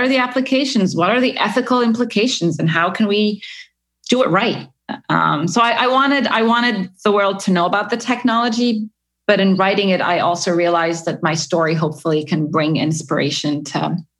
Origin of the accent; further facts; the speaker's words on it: Egypt; also born or lived in Middle East; it follows my journey growing up in the Middle East as a nice Egyptian girl